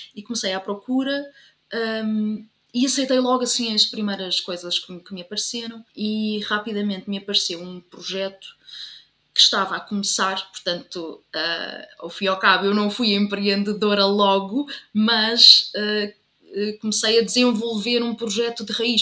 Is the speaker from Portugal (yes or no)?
yes; Covilhã, Centro, Portugal; moved away as an adult; also born or lived in Leiria; now in Lisbon, Portugal; eu sou da Covilhã e, portanto, tenho que dizer que sou da Covilhã